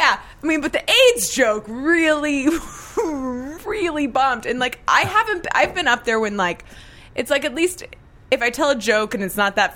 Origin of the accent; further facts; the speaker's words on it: the South, United States; And it took me 2 years of living here before I finally got rid of my accent. And there are times where it comes back out